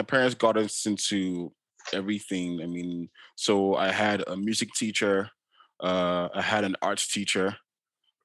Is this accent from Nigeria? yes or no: yes; Lagos, Nigeria; now in Canada; growing up in Nigeria, in Lagos